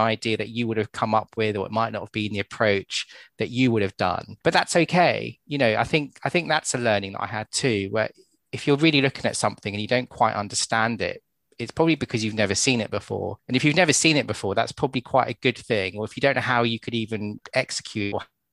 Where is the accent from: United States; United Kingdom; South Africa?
United Kingdom; As British people over in the UK